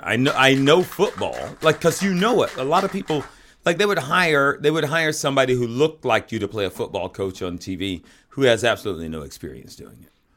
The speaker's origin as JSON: {"language": "English", "region": "the South", "country": "United States", "tie": "born or raised there", "moved": "yes", "said": "when I grew up in the South"}